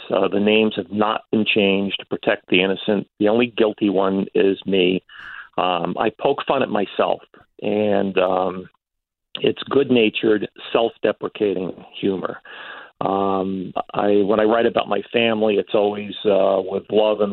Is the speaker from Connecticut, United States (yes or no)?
yes; Stamford, Connecticut, United States; I got a job at the Stanford Advocate, my hometown paper